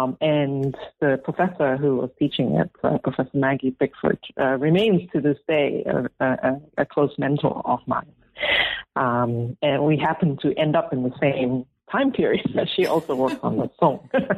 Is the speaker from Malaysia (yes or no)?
yes; Malaysia; also born or lived in Singapore; And we, growing up, I grew up in Malaysia and Singapore.